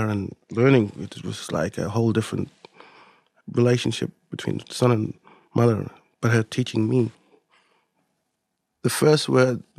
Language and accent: English; Elliott, Northern Territory, Australia; first language Mudburra; English is a second language; I'm from Elliott